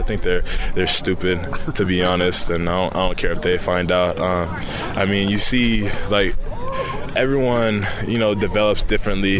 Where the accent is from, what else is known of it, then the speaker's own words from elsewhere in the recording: Los Angeles, California, United States; moved away as an adult; now in Utah, United States; growing up in Pedro, everyone's like a USC fan